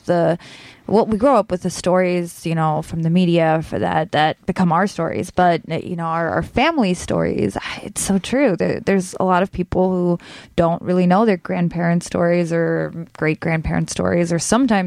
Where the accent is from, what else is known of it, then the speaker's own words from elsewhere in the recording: Texas, United States; moved away; I'm also from Texas